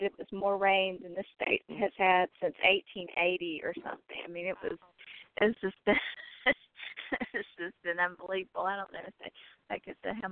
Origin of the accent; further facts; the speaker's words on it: Columbia, South Carolina, United States; Columbia, South Carolina, my hometown